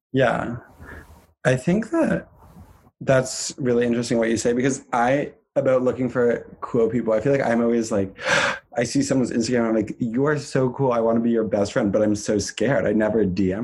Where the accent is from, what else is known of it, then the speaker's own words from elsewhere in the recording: Vermont, United States; I'm from Vermont, not any major cities